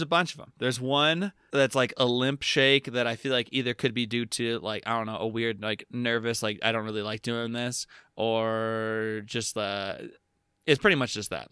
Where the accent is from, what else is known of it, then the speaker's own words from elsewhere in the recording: United States; as an American citizen